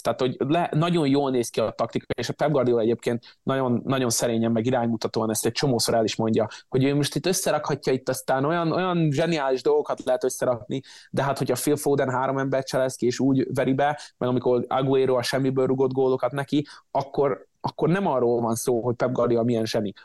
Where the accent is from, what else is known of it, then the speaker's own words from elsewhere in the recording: Szeged, Csongrád-Csanád, Hungary; now in United States; Szegeden, én a- én náluk nevelkedtem